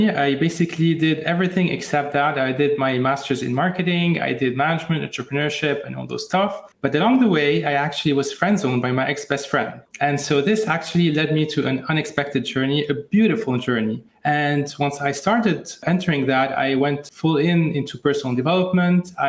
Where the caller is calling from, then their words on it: Lebanon; Indeed, from Lebanon, actually.